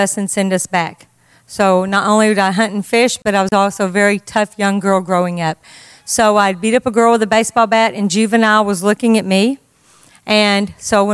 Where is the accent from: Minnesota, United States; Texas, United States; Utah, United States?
Texas, United States; Deadwood; I grew up right outside of Carthage, Texas, a little town called Deadwood, Texas, a little hole in the wall